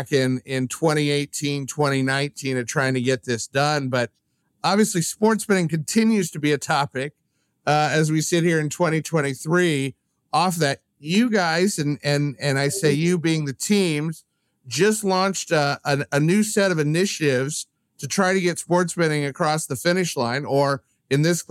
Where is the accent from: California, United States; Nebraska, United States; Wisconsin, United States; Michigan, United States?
Nebraska, United States; growing up in Nebraska